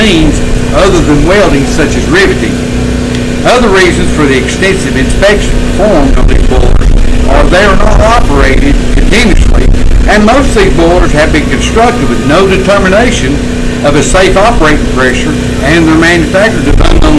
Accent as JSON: {"language": "English", "town": "Maggie Valley", "region": "North Carolina", "country": "United States", "moved": "yes", "said": "I'm from Maggie Valley, which is in Haywood County originally"}